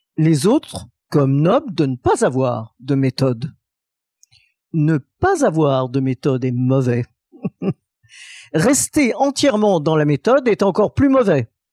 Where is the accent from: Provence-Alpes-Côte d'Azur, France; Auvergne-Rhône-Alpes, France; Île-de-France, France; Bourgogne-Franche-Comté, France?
Auvergne-Rhône-Alpes, France; Saint-Étienne; Saint-Étienne ma ville natale